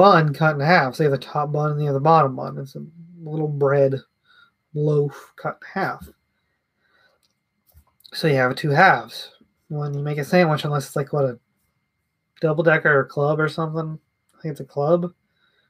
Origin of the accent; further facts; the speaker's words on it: the South, United States; I'm from the South